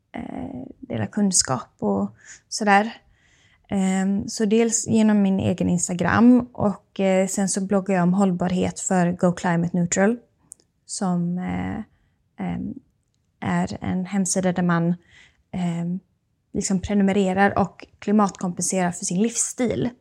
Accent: Sweden

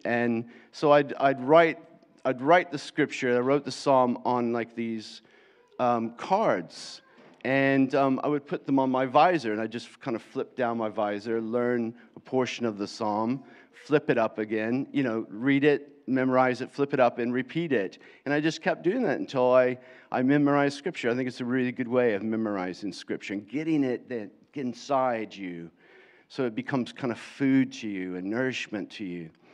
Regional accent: Florida, United States; accent: American; moved away as an adult; now in England, United Kingdom; I was brought up most of my life in Florida

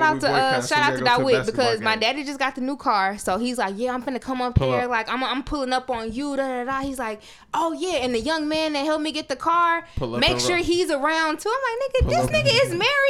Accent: Memphis, Tennessee, United States; Hey, I'm from Memphis.

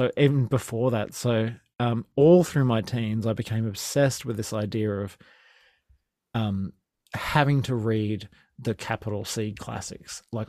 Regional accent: Sunshine Coast, Queensland, Australia; so I'm from the Sunshine Coast in Queensland

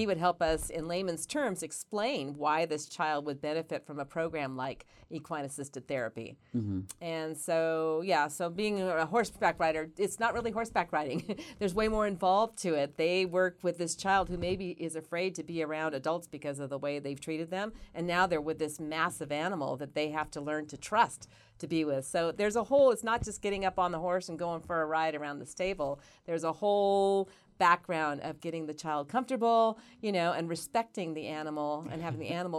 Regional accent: Wellington, Nevada, United States; Wellington. I grew up in Wellington.

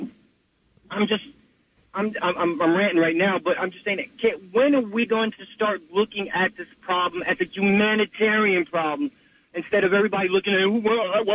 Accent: New York, United States; moved away as an adult; now in New Jersey, United States; I'm calling from actually Jersey, but I'm born in New York, so I'm in Jersey right now.

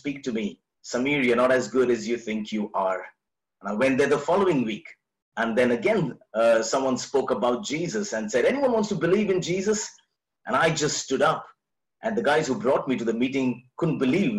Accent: Delhi, India; we're from Delhi

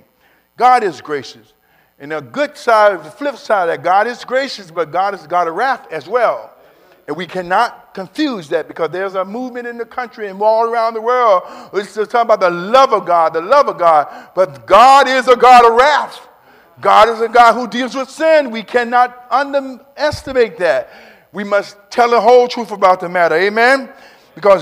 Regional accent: Kansas City, Missouri, United States; It's my home state and home city

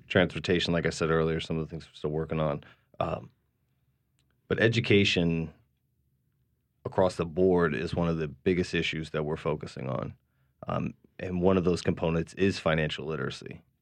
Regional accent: Massachusetts, United States; now in New Orleans, United States; I'm from Massachusetts

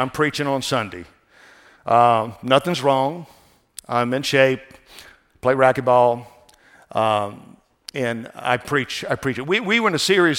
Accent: New Orleans, Louisiana, United States; I'm from New Orleans area, where jazz music, everything down there, and we're kind of a mixture of everything down there, Creole and stuff

